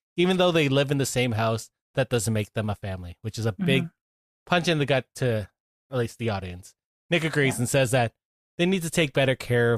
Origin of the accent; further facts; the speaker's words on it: St. Catharines, Ontario, Canada; I grew up in St. Catharines, so you know, I wine country